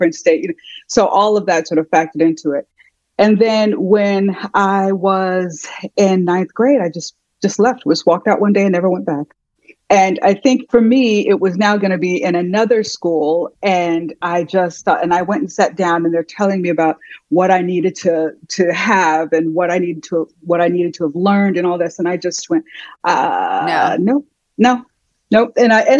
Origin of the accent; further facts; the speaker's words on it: Chicago, Illinois, United States; born there; But yes, I was born in Chicago, and my mom has always been a single mom.